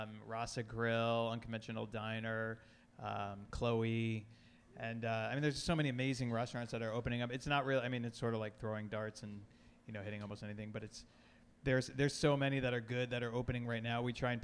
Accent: Connecticut, United States; now in Washington, United States; I came to D.C. in 93 from Connecticut.

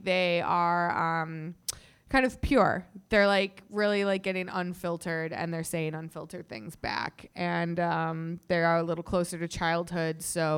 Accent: outside of Chicago, Illinois, United States; now in Chicago, United States; I grew up outside of Chicago

